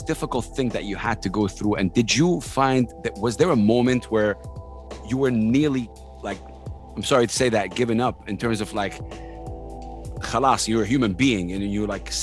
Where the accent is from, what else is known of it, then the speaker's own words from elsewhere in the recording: Saudi Arabia; I'm in Dubai right now. I'm from Saudi Arabia